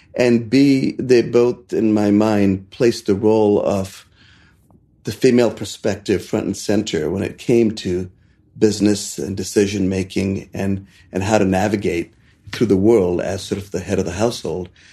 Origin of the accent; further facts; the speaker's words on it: India; now in Asheville, United States; there was an intersection in my hometown with the main bank, the State Bank of India